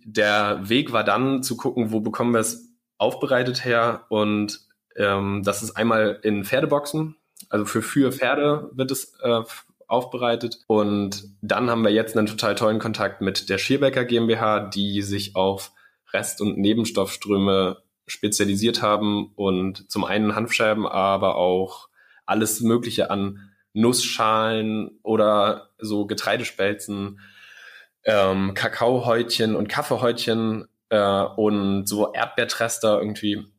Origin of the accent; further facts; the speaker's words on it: Schleswig-Holstein, Germany; ich komme aus Schleswig-Holstein